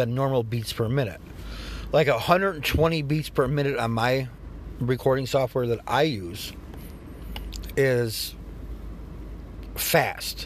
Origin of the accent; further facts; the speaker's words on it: New York, United States; all my friends had Jordans growing up. I'm from New York